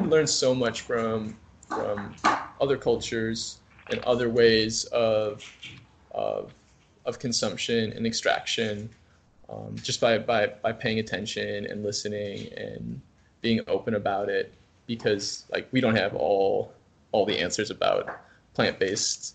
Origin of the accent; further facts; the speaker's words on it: Wisconsin, United States; moved away as an adult; now in Minnesota, United States; I'm from Wisconsin